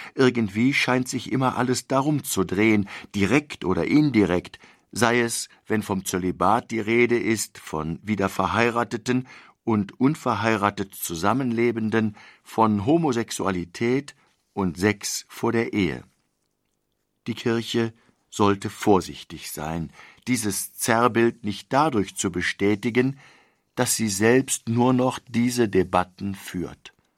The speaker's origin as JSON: {"language": "German", "country": "Germany", "said": "wir als Deutsche leben"}